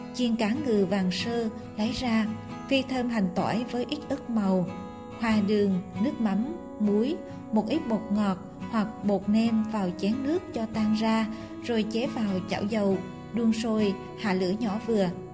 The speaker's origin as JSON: {"language": "Vietnamese", "region": "Bình Định", "country": "Vietnam", "tie": "born or raised there", "said": "Ở Bình Định quê tôi"}